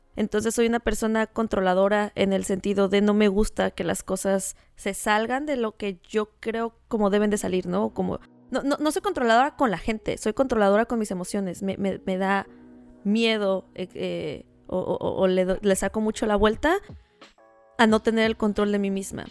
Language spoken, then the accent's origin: Spanish; Tijuana, Baja California, Mexico; nosotros crecimos en Playa de Tijuana, ¿no? Y cuando digo nosotros, hablo de mis hermanos y de mí